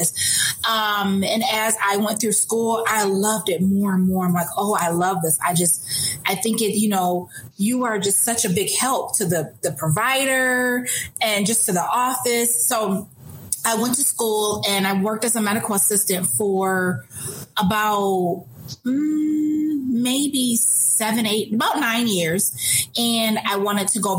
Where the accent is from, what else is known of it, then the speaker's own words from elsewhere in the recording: Kalamazoo, Michigan, United States; Born and raised in Kalamazoo. Went to Kalamazoo Central, was a Giant. And I'm just still here, never left.